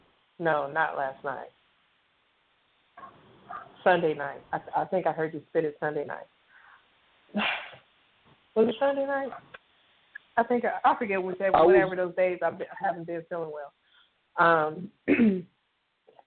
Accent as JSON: {"language": "English", "region": "Arizona", "country": "United States", "said": "I'm from Arizona, you know, and it gets so hot you can see the heat waves in the shade."}